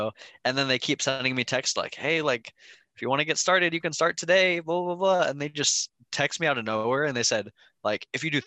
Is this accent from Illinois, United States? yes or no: no; Seattle, Washington, United States; I'm from Seattle